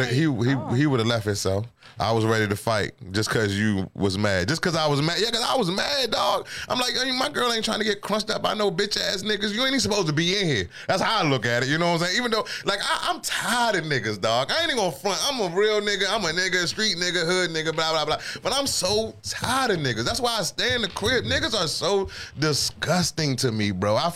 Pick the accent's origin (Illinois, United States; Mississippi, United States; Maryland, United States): Maryland, United States; Seat Pleasant; moved away as an adult; now in Virginia, United States; growing up in Seat Pleasant, growing up in the DMV, DC, all over the, I, I did some nigga shit, hood rat shit. So I understand yeah. when you're a certain age. But once I moved to, I moved, I moved out of the city at 23.